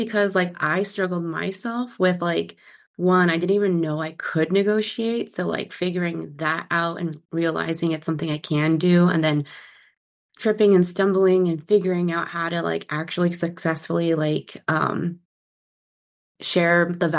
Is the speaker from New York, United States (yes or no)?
no; San Diego, California, United States; now in Seattle, United States; born and raised in San Diego and currently in the Seattle gloomy area.